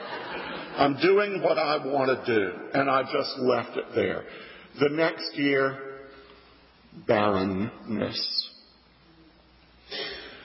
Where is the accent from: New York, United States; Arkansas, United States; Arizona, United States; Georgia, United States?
Georgia, United States; Atlanta; born or raised there; moved away